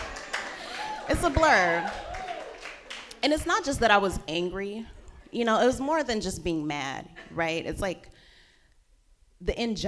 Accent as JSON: {"language": "English", "town": "Stockton", "region": "California", "country": "United States", "said": "I'm from Stockton, California"}